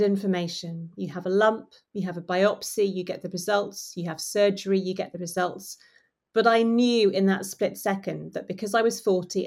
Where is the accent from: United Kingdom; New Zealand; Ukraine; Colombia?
United Kingdom; we're British